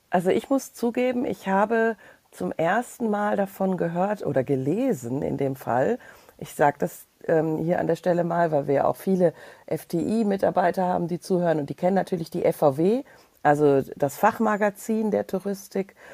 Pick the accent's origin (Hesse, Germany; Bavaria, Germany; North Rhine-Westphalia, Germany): North Rhine-Westphalia, Germany; Krefeld; also born or lived in Moers; Ja, dann aber liebe Grüße in meine alte Heimat, äh, äh Krefeld, Krefeld-Uerdingen, äh, das ganze Thema äh, Niederrhein. Ähm, ich habe ja lange in Mörs gelebt.